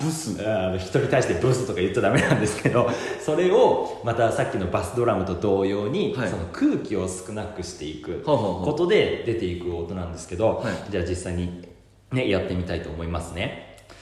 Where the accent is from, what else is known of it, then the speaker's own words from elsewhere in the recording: Aichi, Japan; now in Tokyo, Japan; 私が実家愛知県のお家でおばあちゃんと2人で